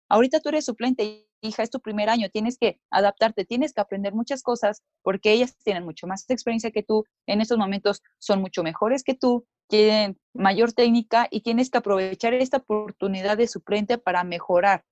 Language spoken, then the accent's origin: Spanish; Mexico; aquí como mexicanos